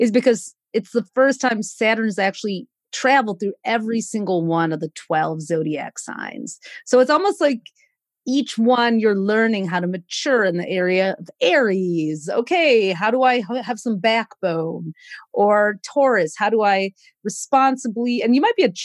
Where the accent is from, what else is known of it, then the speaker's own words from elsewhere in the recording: Detroit, Michigan, United States; we have this like steak and potatoes side of us with a good glass of red wine from growing up in Detroit, Michigan